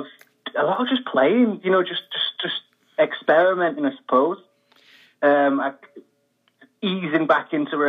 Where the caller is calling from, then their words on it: Manchester, North West England, United Kingdom; Manchester, England, yeah.